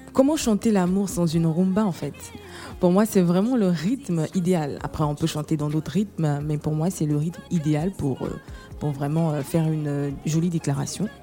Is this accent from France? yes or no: no; Côte d’Ivoire; je suis ivoirienne